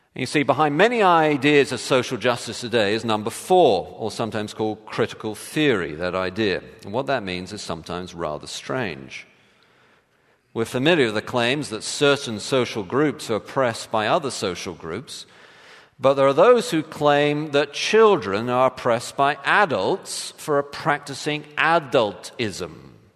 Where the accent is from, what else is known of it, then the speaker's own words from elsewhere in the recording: England, United Kingdom; now in United States; I'm English